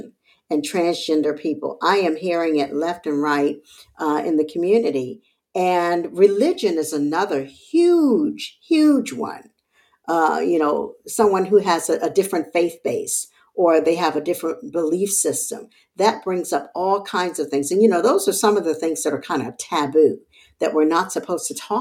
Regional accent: Charleston, South Carolina, United States; born or raised there; also born or lived in Texas

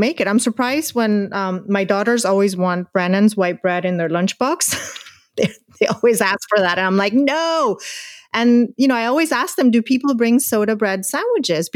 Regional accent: Spain; now in Ireland; in Spain we have a brand called Bimbo

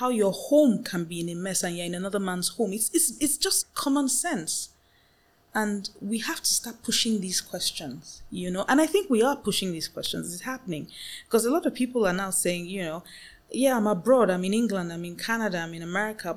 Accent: Nigeria

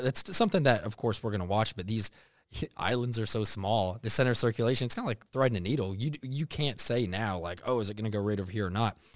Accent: Texas, United States; now in Savannah, United States; obviously hot growing up in Texas

